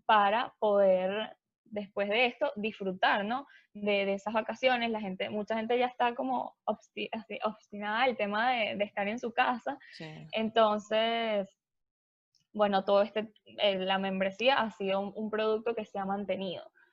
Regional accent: Venezuela; yo soy de Venezuela, em, estudié ingeniería

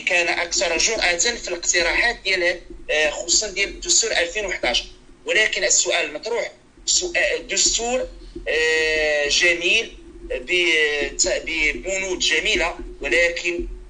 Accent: Morocco; هنا كاين عندنا في المغرب

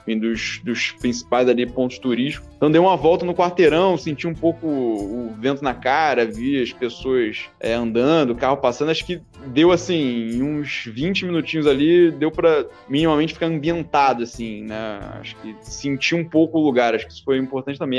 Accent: Rio de Janeiro, Brazil; moved away as an adult; nunca tinha morado em, outro, em outra cidade ou em outro país que não fosse o Rio é, e o Brasil.

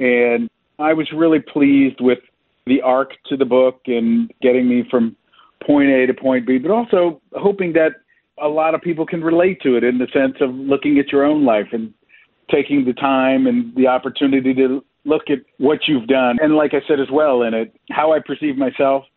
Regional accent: near Pittsburgh, Western Pennsylvania, United States; I grew up in Western Pennsylvania, about 20 minutes west of downtown Pittsburgh

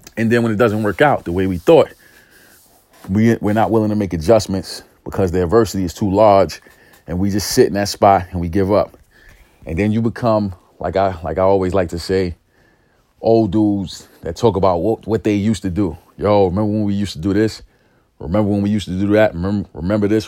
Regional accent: New York City, New York, United States; growing up in East New York, growing up in a single parent home

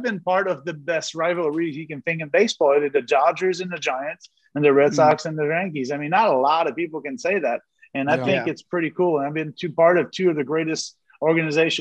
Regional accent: Montreal, Quebec, Canada; I was born in Montreal

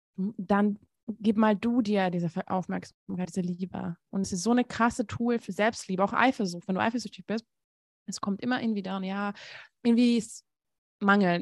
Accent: Hungary; moved away; ich komme aus Ungarn

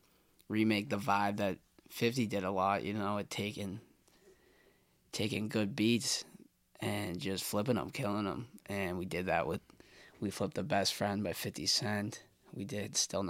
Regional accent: Boston, Massachusetts, United States; I'm from Boston, Dorchester specifically

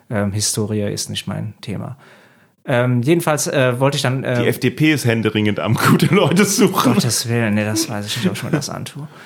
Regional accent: Belgium; Das ist erstmal so ein Kulturschock, obwohl als Belgier ist das eigentlich

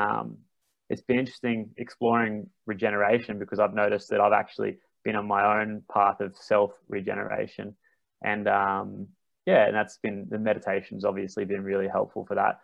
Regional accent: Brisbane, Queensland, Australia; accent: Queensland; I'm from Queensland. So yeah, another way we could say it is how you gone? How you gone? The Queenslanders got a pretty funny accent. It's a bit more, it's a bit rougher. But I grew up here. I grew up in Brisbane.

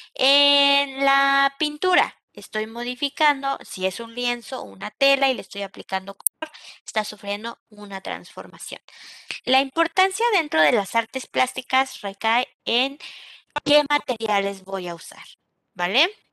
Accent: Mexico; Nosotros como mexicanos

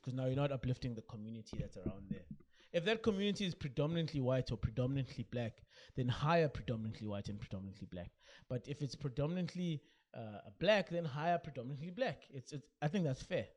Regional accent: South Africa

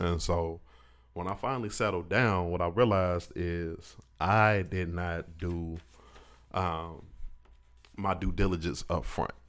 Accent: Indianapolis, Indiana, United States; moved away as an adult; now in Pensacola, United States; I'm from up north. I'm from Indianapolis

